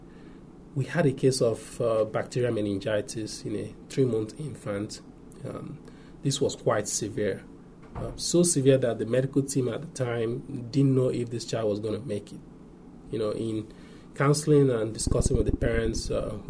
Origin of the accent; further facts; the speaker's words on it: Nigeria; moved away as an adult; I grew up and went to medical school in my home country, Nigeria.